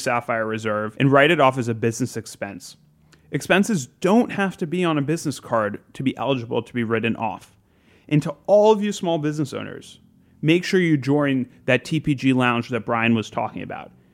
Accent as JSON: {"language": "English", "region": "South Florida", "country": "United States", "tie": "born or raised there", "moved": "yes", "said": "I grew up in South Florida"}